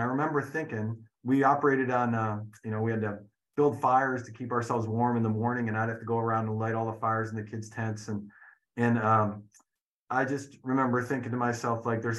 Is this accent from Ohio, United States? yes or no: yes; Cleveland, Ohio, United States; moved away as an adult; also born or lived in New York; I grew up in Cleveland, moved to New York to go to college.